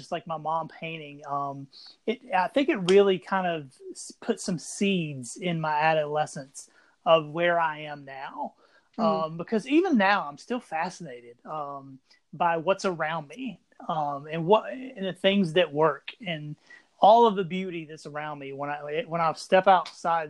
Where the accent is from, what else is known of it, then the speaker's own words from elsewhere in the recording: Anderson, South Carolina, United States; also born or lived in Greenville, South Carolina; now in Columbia, South Carolina, United States; I'm originally from Anderson, South Carolina. I grew up more in Anderson and Greenville upstate